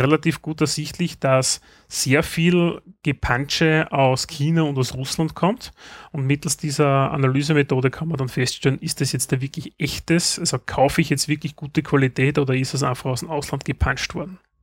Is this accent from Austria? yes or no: yes; Austria; bei uns in Österreich